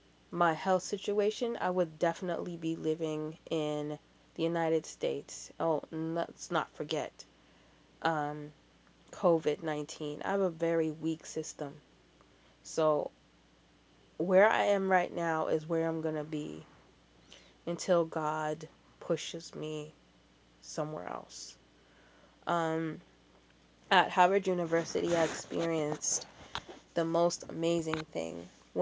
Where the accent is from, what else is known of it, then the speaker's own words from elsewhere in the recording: Canada; accent: American; And I'm like, I'm from Canada. And he's like, but you got an American accent. And I'm like, yeah, I know I do. I have a lot of family down here.